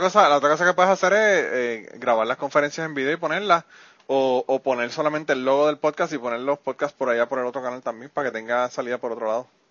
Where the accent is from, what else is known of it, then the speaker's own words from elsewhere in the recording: Utuado, Puerto Rico; mi pueblo